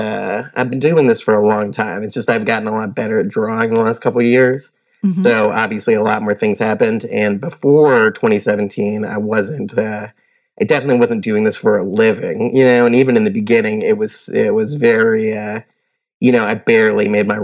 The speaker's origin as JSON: {"language": "English", "region": "Virginia", "country": "United States", "tie": "born or raised there", "said": "My dad is in the military, so I grew up in Virginia, and we moved around a bit when I was younger"}